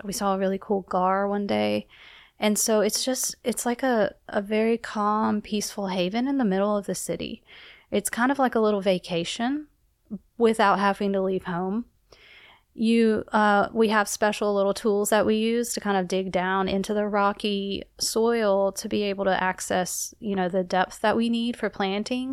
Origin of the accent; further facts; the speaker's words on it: South Carolina, United States; moved away; Growing up in South Carolina, I was not near a, a source of water